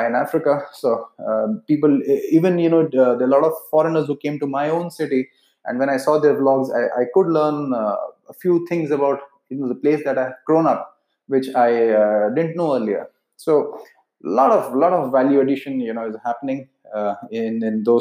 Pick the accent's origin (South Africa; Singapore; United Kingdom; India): India; accent: Indian; Being from India, my accent is pretty much Indian